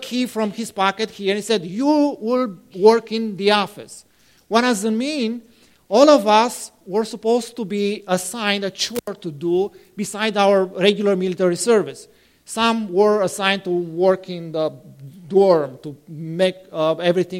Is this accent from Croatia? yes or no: no; Romania; moved away; I am from a city close to that place.